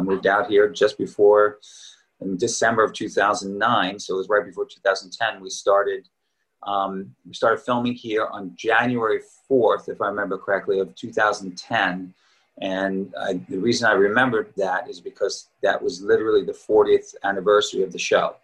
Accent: Long Island, New York, United States; moved away as an adult; also born or lived in Queens, New York / Boston / Manhattan / Montclair, New Jersey; I was born and raised in New York. Uh, I was born in Queens. Uh, I lived there till I was eight years old and grew up on Long Island

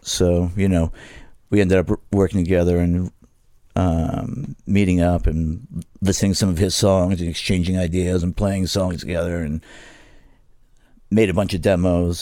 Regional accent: New York, United States; accent: New York; moved away; also born or lived in Florida; I grew up in New York, and then my mother decided to move to Florida in the backwoods of Florida

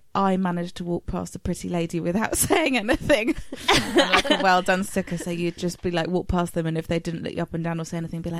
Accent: United Kingdom; because we're British

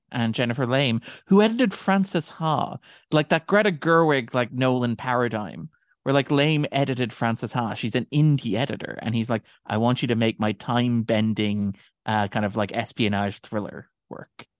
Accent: Ireland; we are Irish people

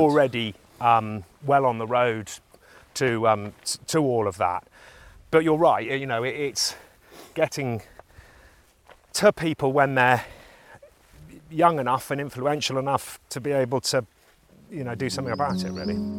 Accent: the Cotswolds, England, United Kingdom; I'm a farmer from the Cotswolds

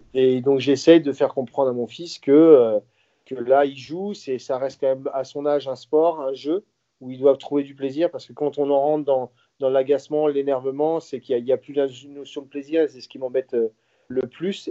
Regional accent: Saint-Brieuc, Brittany, France; chez moi, à Saint-Brieuc

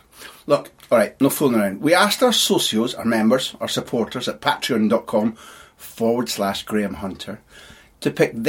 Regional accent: Scotland, United Kingdom; now in Brussels, Belgium; we're Scottish

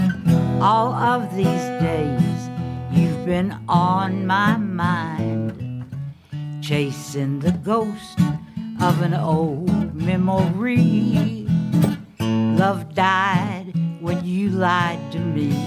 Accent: Paris, Tennessee, United States; I was born in Paris, Tennessee, the home of the Eiffel Silo

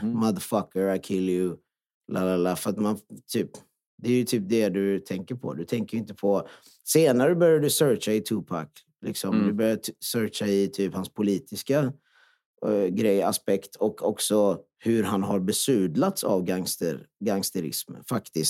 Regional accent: Jönköping, Jönköping County, Sweden; Swedish is a second language; jag kommer ju från Öxnehaga och kommer från en flyktingfamilj.

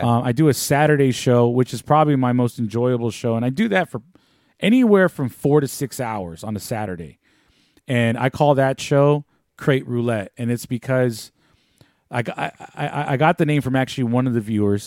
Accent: San Francisco, California, United States; growing up in San Francisco

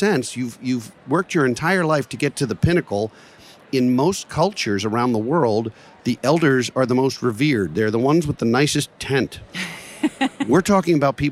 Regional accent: Baltimore, Maryland, United States; Johns Hopkins in Baltimore, my hometown

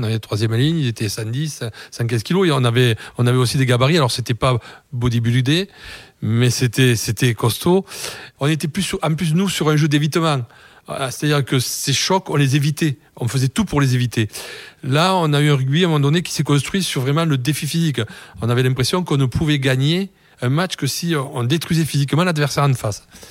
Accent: Toulouse, Occitania, France; je suis toulousain

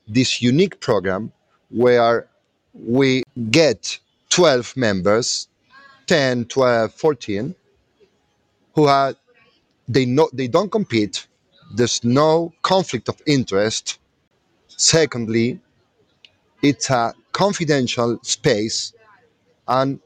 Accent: Argentina; moved away as an adult; now in Chile; I'm Argentinian, living in Chile for the last 10 years.

